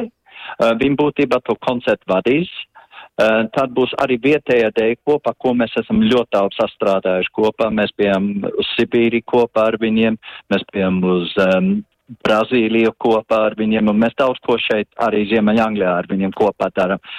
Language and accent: Latvian; Latvia; latvieši, kas izveidoja folkloras kopu jau 83. gadā.